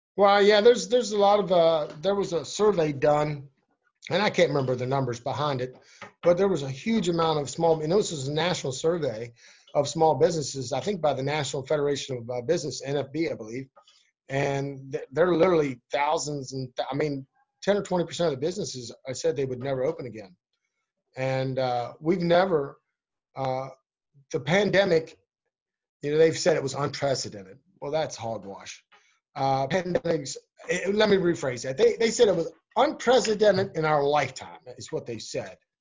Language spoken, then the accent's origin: English; Berkeley County, Swan Pond, West Virginia, United States; I grew up in Berkeley County on a farm in Swan Pond.